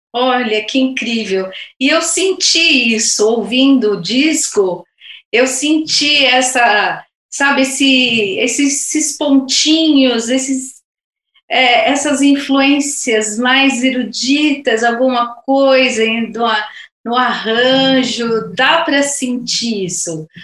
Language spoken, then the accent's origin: Portuguese; São Paulo, Brazil; moved away as an adult; now in Jundiaí, Brazil; Eu também vim para cá, sou paulistana e há 20 anos que eu estou aqui